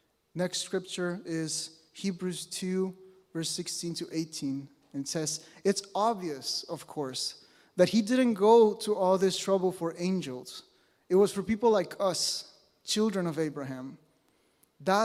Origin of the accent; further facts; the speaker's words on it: Mexico; moved away as an adult; now in British Columbia, Canada; I was born and raised in Mexico